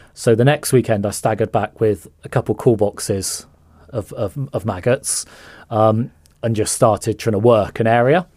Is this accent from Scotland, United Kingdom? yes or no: no; Somerset Levels, South West England, United Kingdom; growing up on the Somerset levels